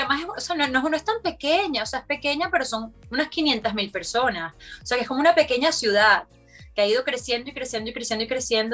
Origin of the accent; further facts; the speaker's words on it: Margarita Island, Nueva Esparta, Venezuela; moved away; tuve la fortuna de crecer en una isla